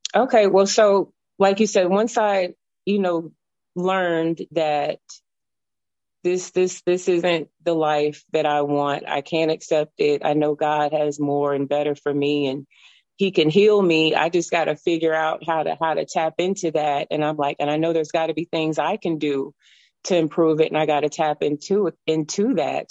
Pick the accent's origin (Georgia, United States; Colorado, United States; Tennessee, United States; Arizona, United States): Tennessee, United States; moved away as an adult; now in Alabama, United States; I'm from Tennessee. I moved to Alabama back in 2005